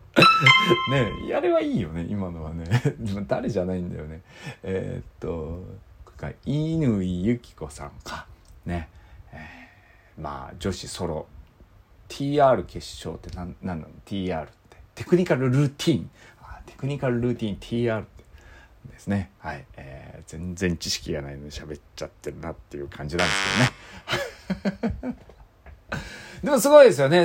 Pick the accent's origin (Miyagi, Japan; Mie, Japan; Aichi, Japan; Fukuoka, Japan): Fukuoka, Japan; Iizuka; 僕の出身校の飯塚高校